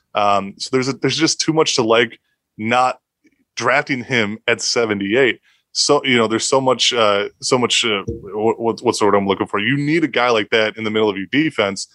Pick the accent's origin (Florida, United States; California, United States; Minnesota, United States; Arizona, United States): Minnesota, United States; I'm from Minnesota.